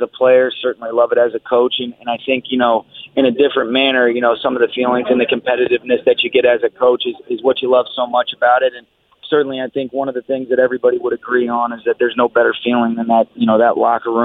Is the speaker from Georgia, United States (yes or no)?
yes; Atlanta, Georgia, United States; now in Los Angeles, United States; when I was growing up in Atlanta